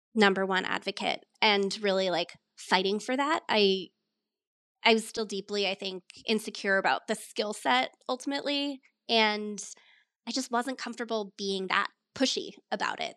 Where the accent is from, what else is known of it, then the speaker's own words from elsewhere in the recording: Colorado, United States; moved away as an adult; also born or lived in upstate New York / New York City / Philadelphia; I grew up in Colorado, though my family is originally from upstate New York. So I was born out there, moved out to the mountains when I was a baby and grew up out here.